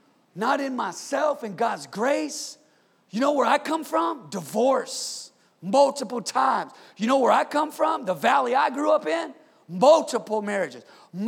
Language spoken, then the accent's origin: English; California, United States; Come on, I'm from Northern California, okay?